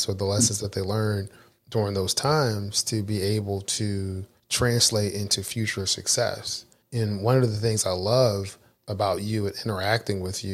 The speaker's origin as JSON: {"language": "English", "town": "Philadelphia", "region": "Pennsylvania", "country": "United States", "moved": "yes", "said": "I'm originally from Philadelphia, so I'm a Philadelphia Eagles fan"}